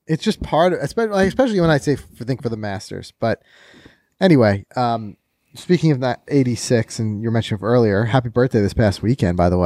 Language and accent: English; New York, United States; us New Yorkers.